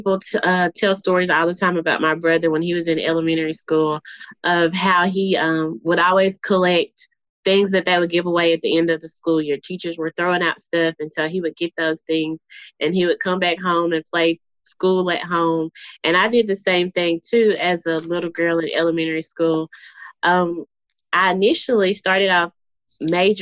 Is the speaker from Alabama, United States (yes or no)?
yes; Reform, Alabama, United States; I grew up in a small town in Pickens County called Reform, Alabama.